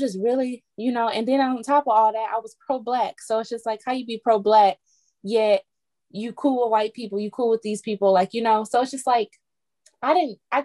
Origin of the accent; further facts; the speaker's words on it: Detroit, Michigan, United States; I grew up in Detroit